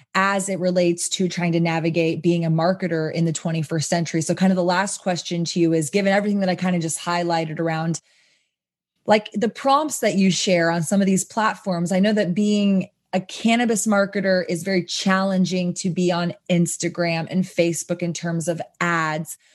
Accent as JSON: {"language": "English", "town": "Austin", "region": "Texas", "country": "United States", "said": "I come from Austin, obviously, and live music"}